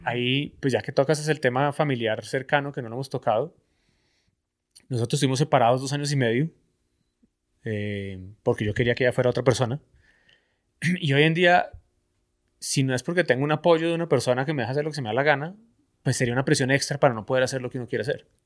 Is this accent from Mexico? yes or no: no; Colombia; como buen colombiano